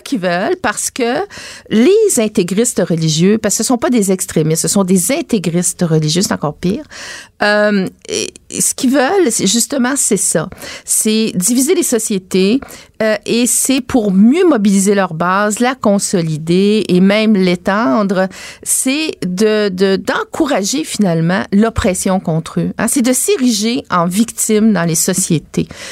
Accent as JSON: {"language": "French", "region": "Quebec", "country": "Canada", "said": "je suis une vraie québécoise"}